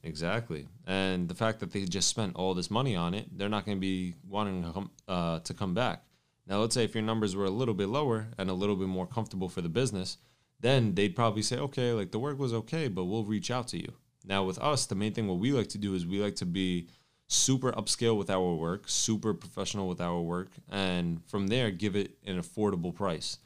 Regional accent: New York City, New York, United States; I'm from New York and we have an office based in New York

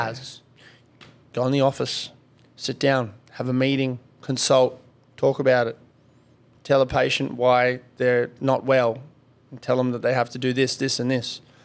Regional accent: Kalgoorlie, Western Australia, Australia; I grew up in Kalgoorlie.

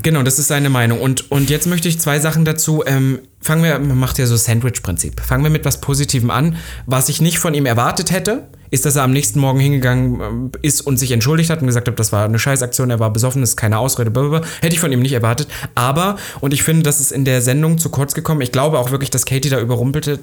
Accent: Halle, Saxony-Anhalt, Germany; moved away; in meiner Heimatstadt noch in Halle

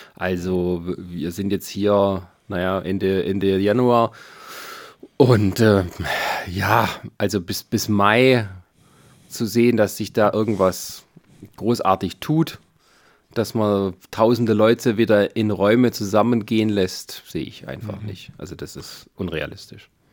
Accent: western Germany, Germany; moved away as an adult; now in eastern Germany; ich habe nicht mehr viele Jahre vor mir, dann wohne ich länger hier, als ich in der westlichen Heimat gewohnt habe

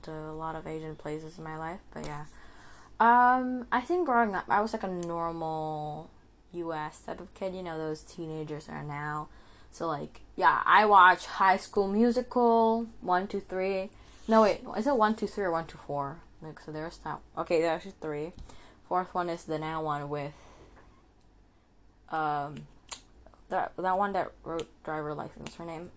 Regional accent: Indonesia; English is a second language; So I'm born in Asia. I was born in Indonesia, actually

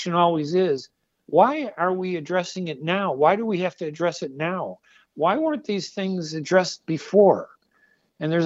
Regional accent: United States; also born or lived in Middle East; I'm Middle Eastern and I'm American, very proud to be American.

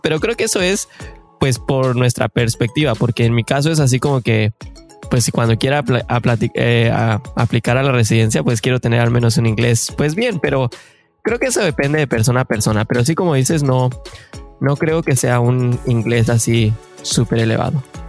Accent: Mexico; moved away as an adult; now in Canada; somos mexicanos de corazón y que venimos a buscar ese famosísimo sueño canadiense

